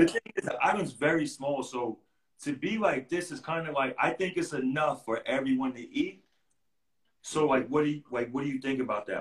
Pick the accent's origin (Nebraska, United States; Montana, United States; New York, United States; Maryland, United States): New York, United States; New York City; I'm a kid from Queens